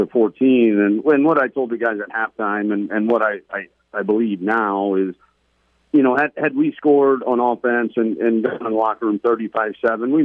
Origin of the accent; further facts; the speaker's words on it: Los Angeles, California, United States; also born or lived in Cincinnati, Ohio; I grew up, though, in Los Angeles